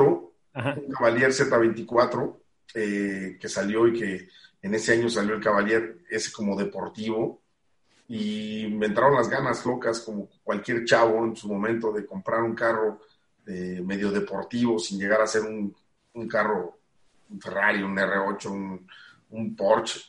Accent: Mexico; he estado cumpliendo con los deberes como mexicano que uno tiene

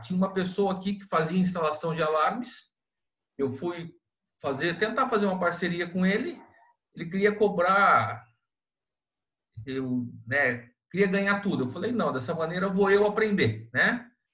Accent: Londrina, Paraná, Brazil; now in Itapoá, Brazil; Eu morava em Londrina, sou natural de Londrina, e quando mudei para Itapoá

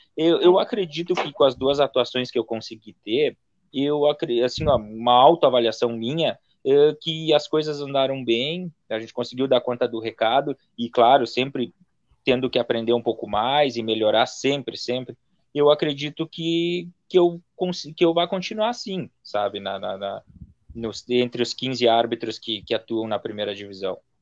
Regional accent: Santana do Livramento, Rio Grande do Sul, Brazil; eu sou de Livramento, era delegacia de Bagé, mas a minha, a minha cidade é Livramento

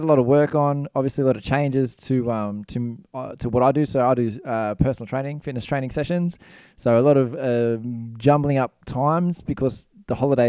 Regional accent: Australia; because I'm Australian

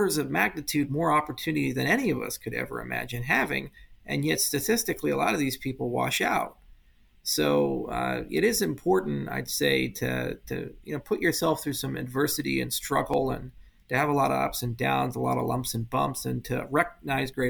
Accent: Hawaii, United States; I grew up in Hawaii, and I lived in this little town on the east side of Maui

